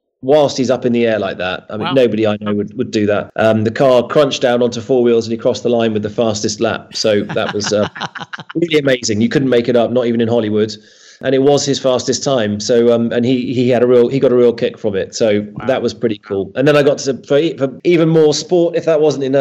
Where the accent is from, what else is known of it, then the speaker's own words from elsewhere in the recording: United Kingdom; growing up in Britain